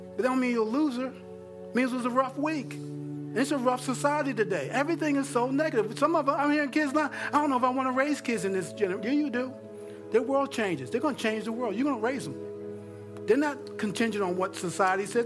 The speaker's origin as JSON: {"language": "English", "region": "New York", "country": "United States", "tie": "born or raised there", "moved": "yes", "said": "growing up in New York"}